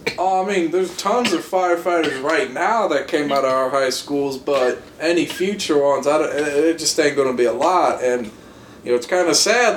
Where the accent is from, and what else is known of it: Kansas City, Kansas, United States; born or raised there